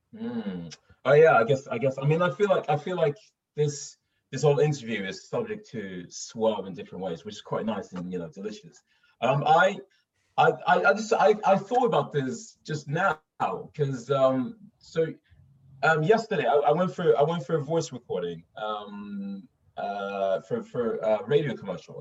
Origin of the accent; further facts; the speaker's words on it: Stockholm, Stockholm County, Sweden; accent: Stockholm; moved away as an adult; now in London, United Kingdom; I'm I'm from Stockholm. I grew up in Stockholm.